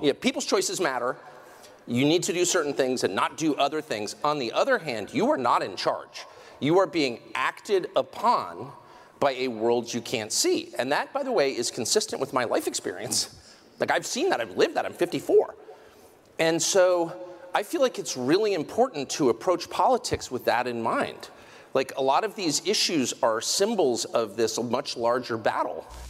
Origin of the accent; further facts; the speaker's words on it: United States; I'm American